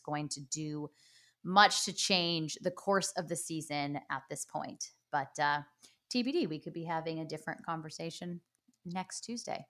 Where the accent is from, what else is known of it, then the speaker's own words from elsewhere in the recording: Los Angeles, California, United States; my hometown